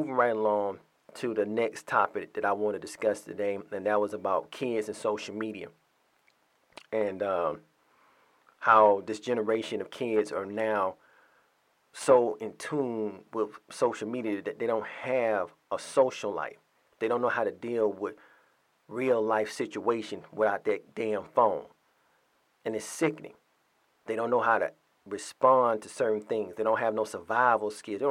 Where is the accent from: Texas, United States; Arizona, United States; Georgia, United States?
Georgia, United States; Atlanta; My home state, my home city, a cesspool